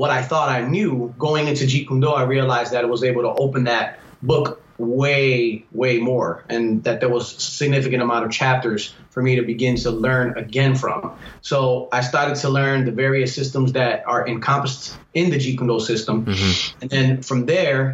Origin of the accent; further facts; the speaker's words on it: Chicago, Illinois, United States; growing up in the Humble Park area